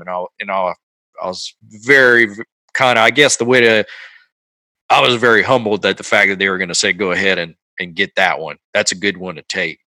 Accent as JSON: {"language": "English", "region": "Louisiana", "country": "United States", "also_born_or_lived": "Natchez, Mississippi", "moved": "yes", "lives_now": "Texas, United States", "said": "I'm from Louisiana"}